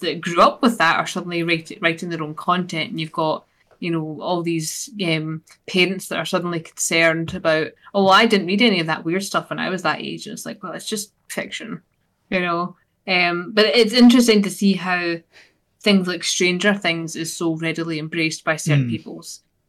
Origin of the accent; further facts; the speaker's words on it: Scotland, United Kingdom; accent: Scottish; This is me getting my fix of my Scottish accent and my weekly one for that.